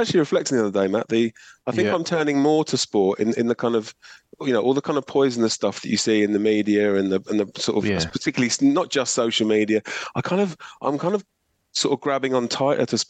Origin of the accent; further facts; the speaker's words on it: England, United Kingdom; moved away as an adult; now in Mornington, Australia; I grew up in England. I emigrated to Australia in 2008. I live in beautiful Mornington